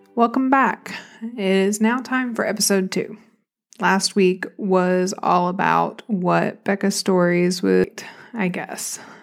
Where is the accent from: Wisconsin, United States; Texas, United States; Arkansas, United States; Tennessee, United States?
Arkansas, United States; accent: Southern; also born or lived in Buffalo, New York; I've always just felt like the random relative in Arkansas that didn't belong